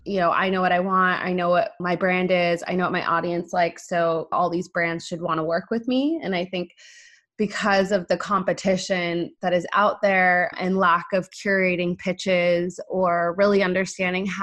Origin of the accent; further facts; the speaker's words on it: San Diego, California, United States; moved away as an adult; now in Los Angeles, United States; I am from San Diego